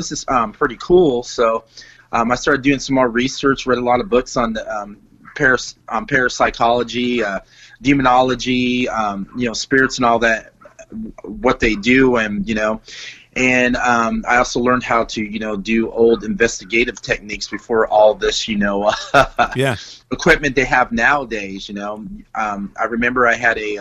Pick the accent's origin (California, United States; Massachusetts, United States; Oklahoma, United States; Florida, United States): California, United States; Bakersfield; I grew up in Bakersfield, California.